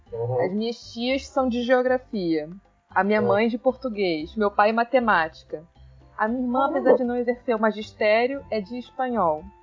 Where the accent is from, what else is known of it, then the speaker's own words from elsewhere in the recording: Nova Iguaçu, Rio de Janeiro, Brazil; É, nasci criada em Nova Iguaçu, sempre estudei em escola pública